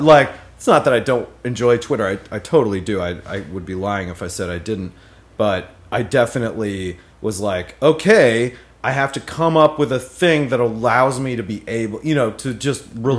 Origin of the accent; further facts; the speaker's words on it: Pittsburgh, Pennsylvania, United States; moved away as an adult; also born or lived in North Carolina; I grew up in Pittsburgh until I was 18.